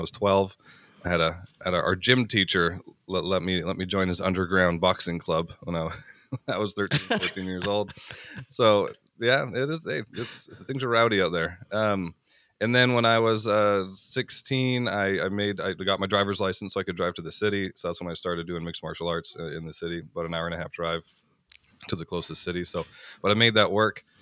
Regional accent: Canada; I grew up small town. I'm actually from Canada, I'm farm kid in Canada

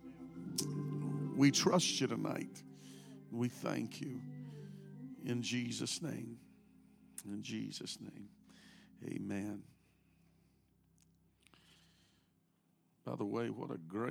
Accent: United States; moved away; I grew up in a small town about 60 miles off the Gulf, about 2.5 hours from Houston

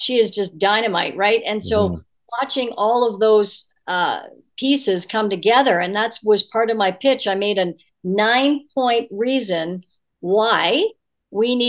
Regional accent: Guelph, Ontario, Canada; my hometown of Guelph, Ontario.

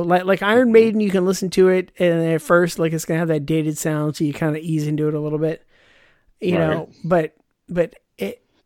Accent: United States; I'm American

